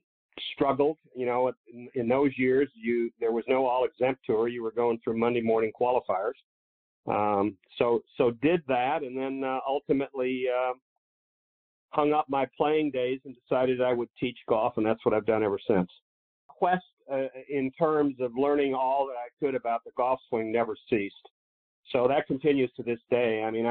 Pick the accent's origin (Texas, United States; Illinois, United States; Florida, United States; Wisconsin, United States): Illinois, United States; moved away; I grew up in Illinois, so we would drive in there